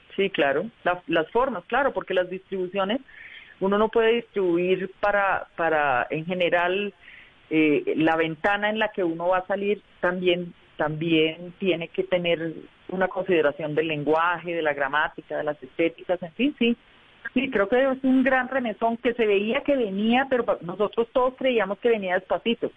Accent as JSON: {"language": "Spanish", "town": "El Socorro", "region": "Santander", "country": "Colombia", "also_born_or_lived": "Bucaramanga", "moved": "yes", "lives_now": "Bogotá, Colombia", "said": "yo soy de provincia, yo soy del Socorro Santander y mi familia vivía en Bucaramanga y yo me vine a Bogotá buscando la vida"}